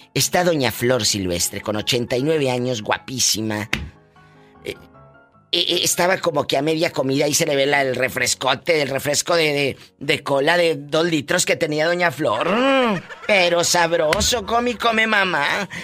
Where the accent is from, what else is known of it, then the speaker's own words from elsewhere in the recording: Matamoros, Tamaulipas, Mexico; yo que crecí en la frontera en Matamoros